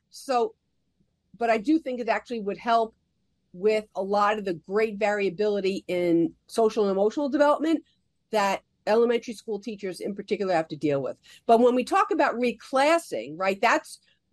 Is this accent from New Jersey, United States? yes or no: yes; New Jersey, United States; I grew up in New Jersey